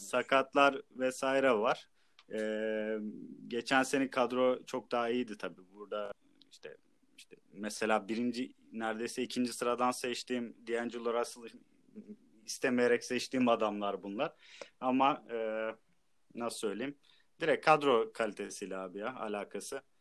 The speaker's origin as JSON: {"language": "Turkish", "region": "Trabzon", "country": "Turkey", "tie": "born or raised there", "said": "Hometown Trabzon."}